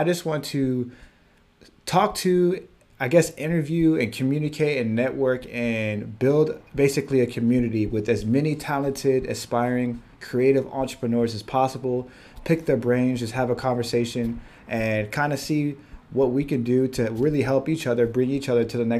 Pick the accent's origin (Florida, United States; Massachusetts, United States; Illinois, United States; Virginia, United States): Virginia, United States; moved away as an adult; now in California, United States; I'm originally from Virginia